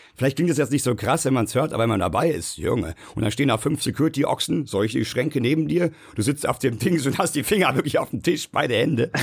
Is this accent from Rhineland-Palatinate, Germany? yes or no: no; Bad Soden am Taunus, Hesse, Germany; die auch aus der Hood kommt, wo ich herkomme, Bad Soden am Taunus